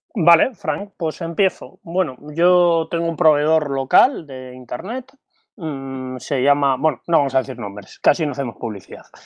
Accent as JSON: {"language": "Spanish", "town": "Bilbao", "region": "Basque Country", "country": "Spain", "said": "soy de Bilbao"}